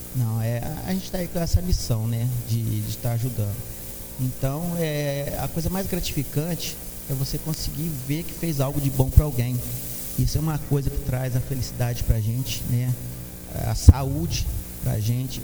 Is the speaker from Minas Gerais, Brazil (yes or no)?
yes; Santos Dumont, Minas Gerais, Brazil; sou natural de Santos Dumont